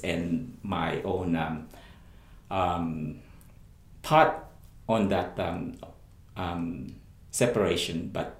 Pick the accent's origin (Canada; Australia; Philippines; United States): Philippines; my family, being a Filipino, and you know, the expectation from families